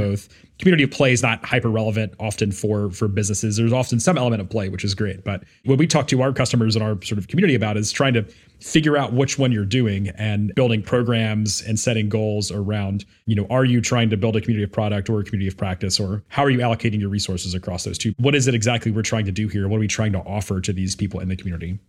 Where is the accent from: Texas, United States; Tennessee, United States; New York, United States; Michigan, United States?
Tennessee, United States; Memphis; my hometown of Memphis, Tennessee